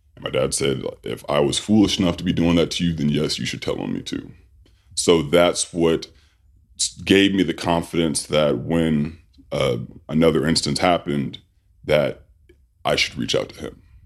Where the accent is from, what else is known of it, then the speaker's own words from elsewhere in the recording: Sacramento, California, United States; I grew up in Sacramento, California.